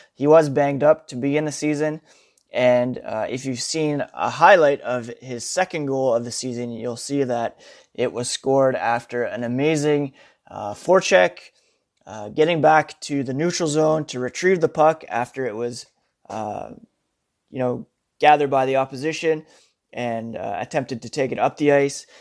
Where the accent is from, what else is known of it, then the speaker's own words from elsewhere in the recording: Ottawa, Ontario, Canada; We are both from Ottawa